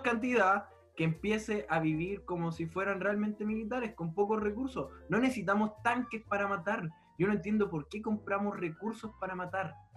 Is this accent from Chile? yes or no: yes; Chile; me considero chileno